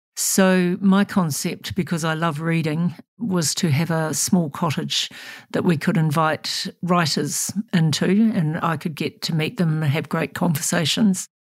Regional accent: New Zealand; I'm about a seventh generation Kiwi. My family came out on the first boats. And so I'm probably as Kiwi as you get.

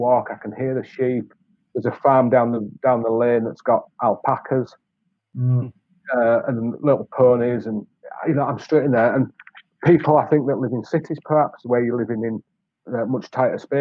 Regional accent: Yorkshire and the Humber, United Kingdom; now in Wales, United Kingdom; I'm a Yorkshireman from a certain generation

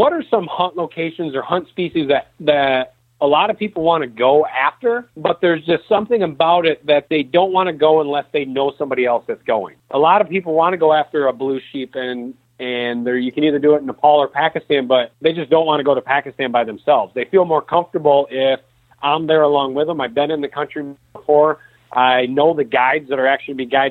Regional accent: Michigan, United States; growing up in Michigan

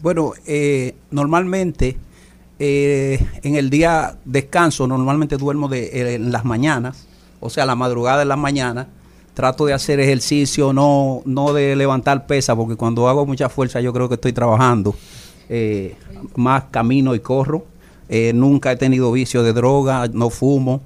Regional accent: Dominican Republic; como buen dominicano, siempre, o sea, empecé en el merengue

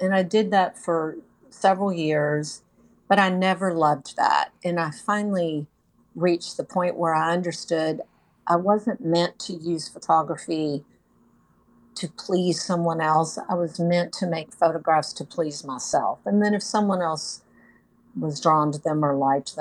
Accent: Texas, United States; moved away as an adult; now in North Carolina, United States; I'm originally from Texas, lived there my whole life

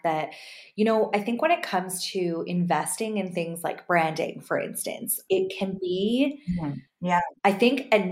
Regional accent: Canada; I'm so Canadian over here

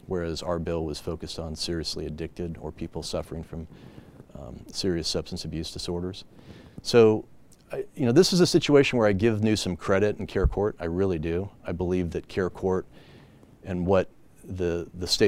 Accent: California, United States; I was born and raised in California

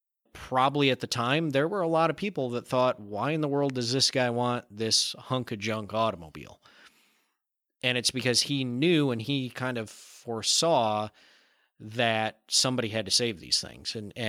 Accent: Michigan, United States; And I growing up in Michigan, if I remember right, I think it's either 4 or 5 cars a month

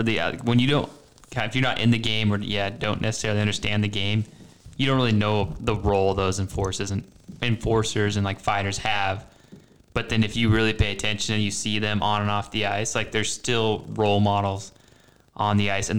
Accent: Utah, United States; Growing up in Utah and like watching those guys like Mick Vecota just tearing it up back then

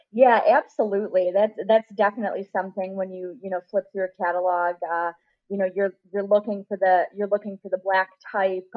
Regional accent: Rochester, New York, United States; moved away as an adult; also born or lived in Saratoga, New York; now in Kentucky, United States; my hometown of Rochester, New York

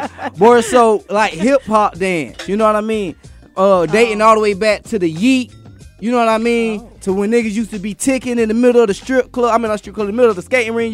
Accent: Atlanta, Georgia, United States; While I was growing up in Atlanta

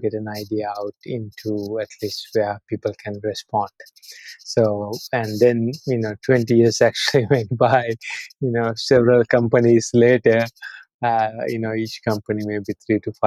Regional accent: Sri Lanka; moved away as an adult; also born or lived in Austin, Texas, United States; I'm born and raised in Sri Lanka. I actually went to school here through high school

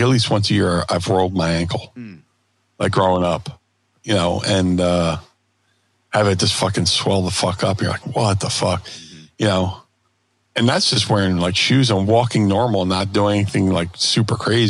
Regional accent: Philadelphia, Pennsylvania, United States; I'm from Philly

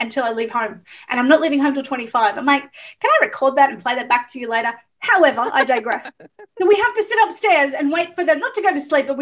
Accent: Melbourne, Victoria, Australia; also born or lived in Ocean Grove; I'm from Melbourne, so we're the coffee capital of the world

